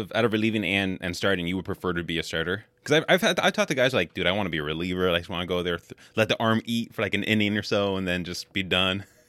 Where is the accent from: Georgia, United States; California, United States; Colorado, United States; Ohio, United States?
California, United States; now in Wisconsin, United States; I actually grew up in California